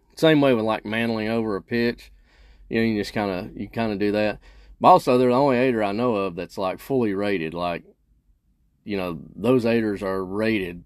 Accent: Kentucky, United States; here in Kentucky and my home state

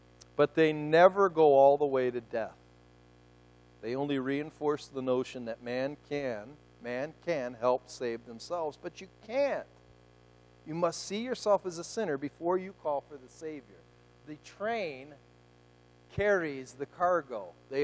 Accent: United States; I'm an American

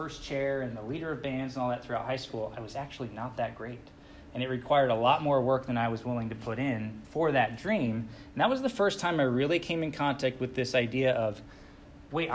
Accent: Utah, United States; also born or lived in California; I'm actually from Utah

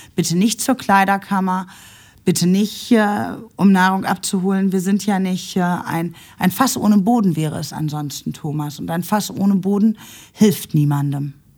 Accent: Nuremberg, Bavaria, Germany; now in Essen, Germany; ich durfte ja einen großen Teil meiner Kindheit in Nürnberg verbringen

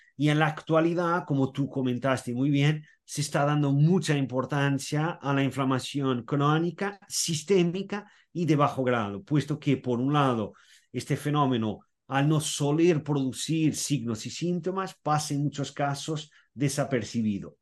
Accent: Portugal; soy portugués y nací, viví, aún sigo viviendo en Portugal

